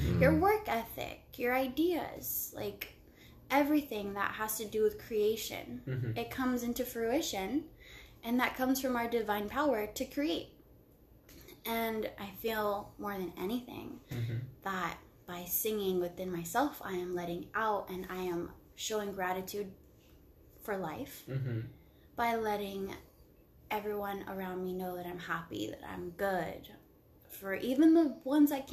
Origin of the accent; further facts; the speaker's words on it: Long Beach, California, United States; I'm from Long Beach